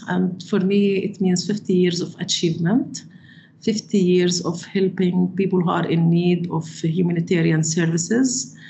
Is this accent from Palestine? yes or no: yes; Gaza, Gaza Strip, Palestine; also born or lived in United States; Yeah, I spent all my childhood in Gaza.